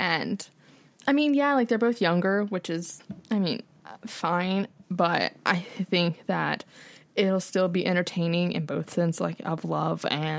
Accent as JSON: {"language": "English", "region": "North Carolina", "country": "United States", "said": "I'm from North Carolina."}